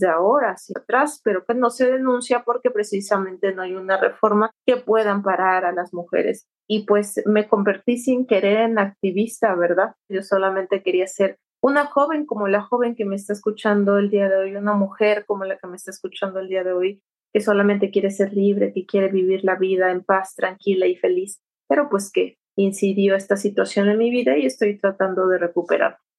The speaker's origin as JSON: {"language": "Spanish", "town": "Santo Domingo Tonalá", "region": "Oaxaca", "country": "Mexico", "said": "yo soy del estado de Oaxaca, justamente de un pueblo muy, chiquito que se llama Santo Domingo Tonalá"}